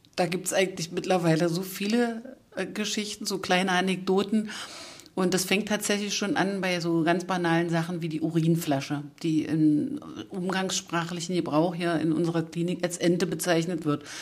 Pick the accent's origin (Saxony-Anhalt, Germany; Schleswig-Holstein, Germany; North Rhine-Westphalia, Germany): Saxony-Anhalt, Germany; Das sagt man so bei uns in Sachsen-Anhalt